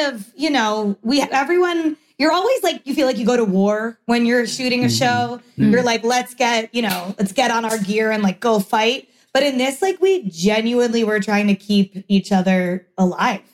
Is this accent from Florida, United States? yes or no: yes; North Miami / Weston, Florida, United States; family moved from North Miami to Weston and I went to Pinecrest